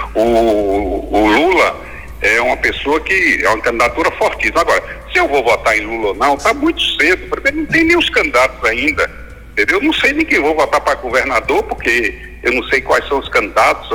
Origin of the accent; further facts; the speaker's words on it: Raso da Catarina, Bahia, Brazil; Eu nasci na roça, no raso da Catarina.